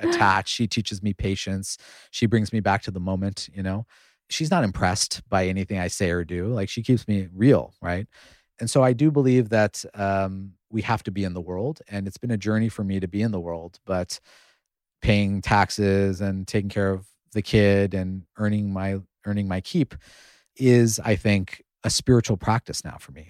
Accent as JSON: {"language": "English", "country": "United States", "tie": "born or raised there", "said": "I grew up in the United States at a time when we didn't have a lot of Indian role models."}